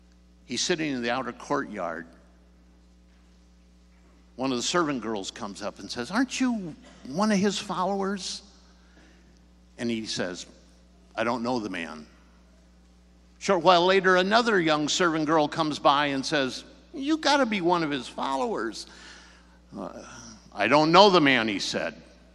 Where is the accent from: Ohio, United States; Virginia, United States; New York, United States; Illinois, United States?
Illinois, United States; Hinsdale; moved away; I was raised, born and raised near Chicago at Hinsdale.